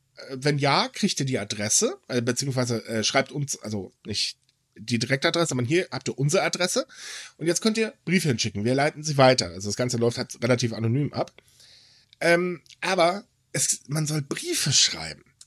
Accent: Germany; ich lebe gerne in Deutschland, juhu, weil das ist meine Heimat.

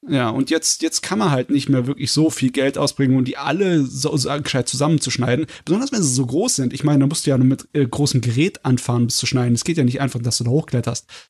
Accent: Germany; Als Deutscher

